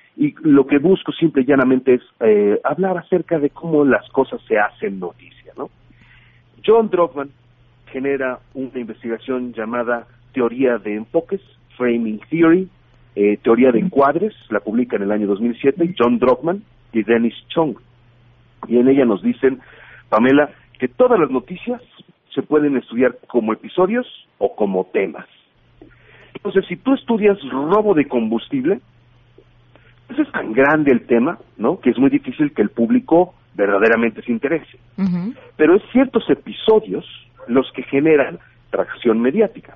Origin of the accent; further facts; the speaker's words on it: Mexico City, Mexico; soy de la Ciudad de México, mi departamento que yo estaba rentando después del temblor del 19 de septiembre se, se, partió a la mitad